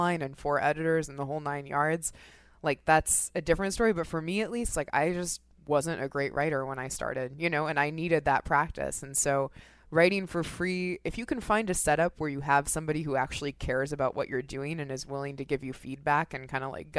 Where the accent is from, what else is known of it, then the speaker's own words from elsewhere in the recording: Seattle, Washington, United States; moved away as an adult; now in New York, United States; I grew up in Seattle